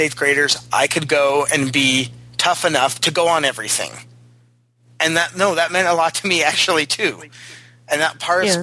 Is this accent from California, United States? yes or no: yes; San Diego, California, United States; growing up in San Diego